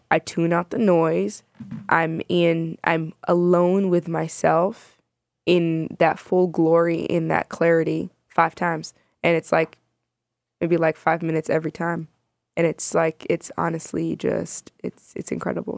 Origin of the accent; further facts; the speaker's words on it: Chicago, Illinois, United States; also born or lived in Sudan; I was born in Sudan. I immigrated to the States when I was like a year and a half. Um, and I grew up in Chicago my entire life